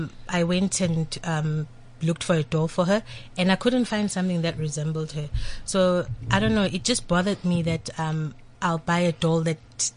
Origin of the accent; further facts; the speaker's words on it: Pietermaritzburg, KwaZulu-Natal, South Africa; now in Pretoria, South Africa; I'm from KZN.